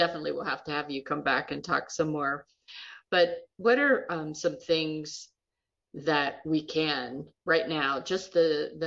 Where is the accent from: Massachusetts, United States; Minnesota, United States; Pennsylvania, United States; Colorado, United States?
Pennsylvania, United States; Pittsburgh; moved away; I'm originally from Pittsburgh